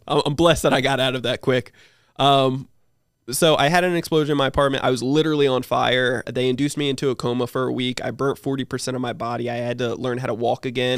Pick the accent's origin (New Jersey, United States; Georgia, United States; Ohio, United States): New Jersey, United States; now in San Diego, United States; I live in San Diego, but, um, I, I'm originally from New Jersey. So grew up in New Jersey